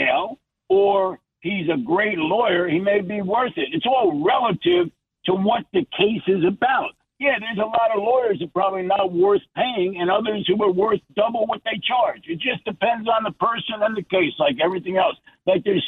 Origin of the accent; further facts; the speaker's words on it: New Jersey, United States; I'm from New Jersey